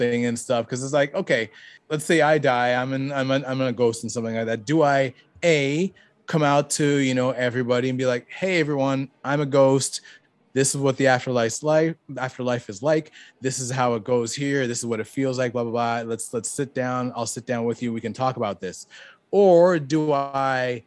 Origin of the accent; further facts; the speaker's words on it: Canada; I was raised in Canada.